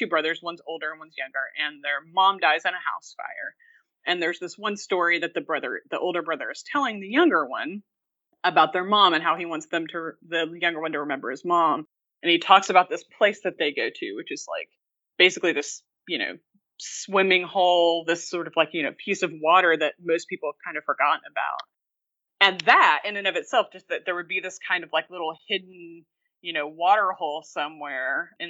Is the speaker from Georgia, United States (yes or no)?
no; Oklahoma, United States; now in Illinois, United States; But yeah, so I'm originally from Oklahoma, and then I've lived in lots of different places, and I currently teach at the University of Illinois Urbana-Champaign and live in central Illinois